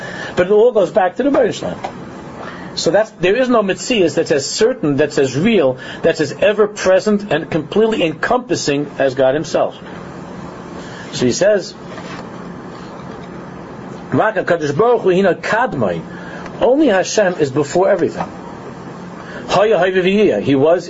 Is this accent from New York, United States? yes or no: yes; New York City, New York, United States; in my driveway growing up in Queens